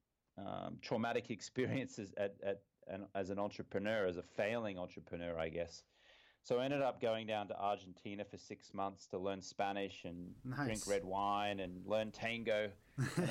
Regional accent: Brisbane, Queensland, Australia; moved away as an adult; also born or lived in London; I'm from Brisbane, Australia. I was here until I was, when I say here, I'm actually in Brisbane, Australia at the moment. I was here until I was 23 years old

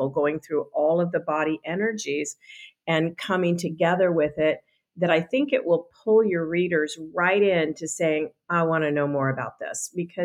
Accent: Boulder, Colorado, United States; I'm from Boulder, Colorado, which is 25 square miles surrounded by reality.

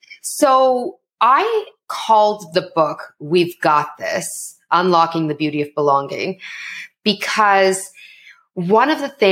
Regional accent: Canada; accent: Canadian; So my parents are immigrants to Canada and I am Canadian. So I'm South Asian, but I'm also Canadian. And you're going to hear the Canadian and how I speak, everyone.

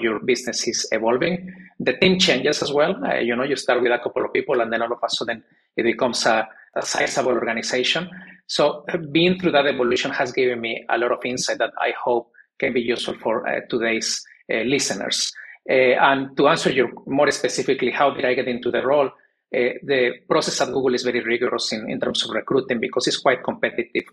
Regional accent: Mexico; moved away as an adult; also born or lived in United States / New York / South Korea / Poland; I'm originally from Mexico, born and raised.

